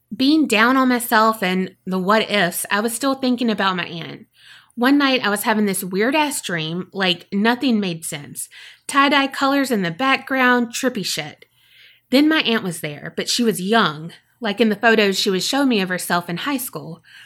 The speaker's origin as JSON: {"language": "English", "region": "South Florida", "country": "United States", "tie": "born or raised there", "said": "I grew up in South Florida, and we would take trips to the Keys pretty often."}